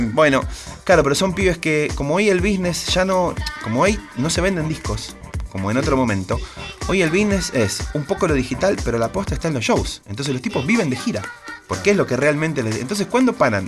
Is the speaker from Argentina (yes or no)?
yes; San Martín, Buenos Aires Province, Argentina; iba a mi radio de barrio, yo soy de San Martín, iba a FM